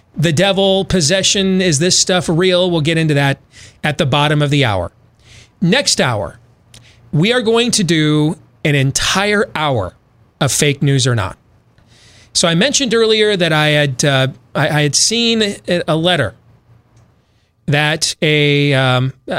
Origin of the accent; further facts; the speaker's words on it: United States; I'm American.